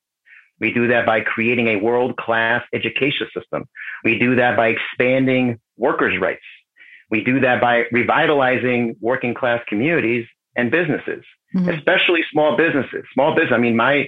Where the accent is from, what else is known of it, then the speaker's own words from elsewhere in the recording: Mexico; now in United States; growing up in Mexico.